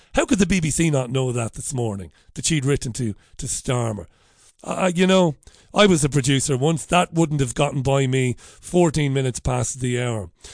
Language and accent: English; Waterford, Munster, Ireland; I'm a working class boy from Ballybeg in Waterford